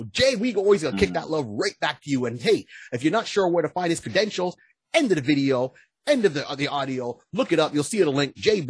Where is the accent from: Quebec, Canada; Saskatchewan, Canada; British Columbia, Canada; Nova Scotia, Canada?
Quebec, Canada; Montreal; Hey, I'm from Montreal.